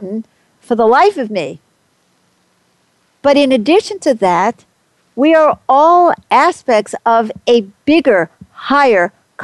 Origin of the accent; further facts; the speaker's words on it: New York City, New York, United States; I grew up as an American. I was born in, I hate to tell you, 1945. I was brought up in New York City